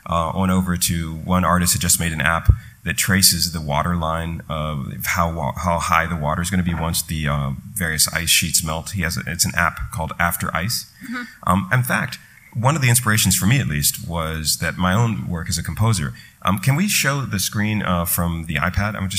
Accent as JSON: {"language": "English", "town": "Washington", "region": "District of Columbia", "country": "United States", "tie": "born or raised there", "moved": "yes", "lives_now": "New York, United States", "said": "growing up in Washington, D.C. in this the ancient 70s, 80s"}